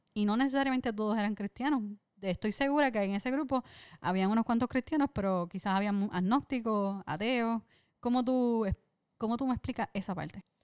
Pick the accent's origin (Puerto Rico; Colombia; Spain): Puerto Rico; siempre los puertorriqueños estamos dispuestos a dar de lo poquito que tenemos